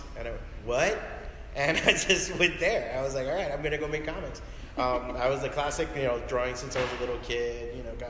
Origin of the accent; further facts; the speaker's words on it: Hialeah, Florida, United States; I was born and raised in Hialeah